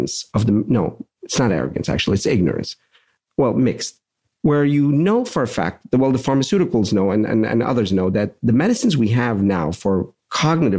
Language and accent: English; Pittsburgh, Pennsylvania, United States; I'm from Pittsburgh.